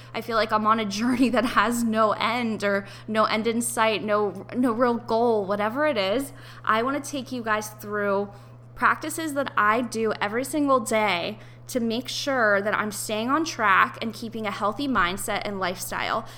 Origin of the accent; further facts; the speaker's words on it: Ohio, United States; moved away as an adult; also born or lived in New York; I had to move out of my apartment in New York and I had to move back home to my parents' house in Ohio